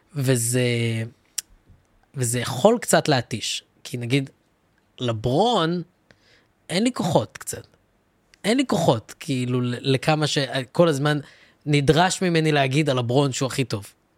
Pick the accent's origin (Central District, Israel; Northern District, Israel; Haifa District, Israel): Central District, Israel; Ra'anana; גם אני גדלתי ברעננה, אני גדלתי בין אשכנזים